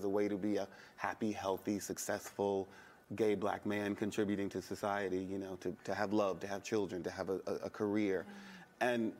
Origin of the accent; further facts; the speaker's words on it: the South, United States; As a queer kid growing up in the South, you know, in the 80s